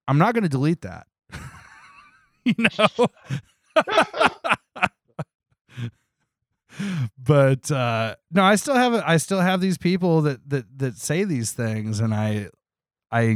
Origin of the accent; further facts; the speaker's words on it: Toledo, Ohio, United States; also born or lived in Columbus, Ohio; I grew up in Toledo, Ohio.